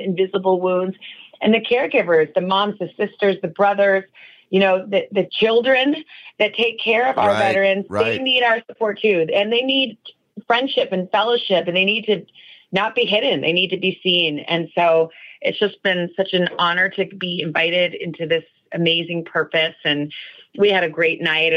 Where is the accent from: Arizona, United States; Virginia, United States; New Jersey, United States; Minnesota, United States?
Arizona, United States; moved away; I grew up in Arizona